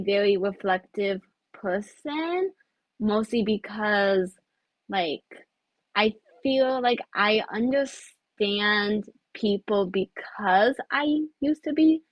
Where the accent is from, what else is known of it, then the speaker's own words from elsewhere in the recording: United States; also born or lived in China; I'm, you know, Chinese American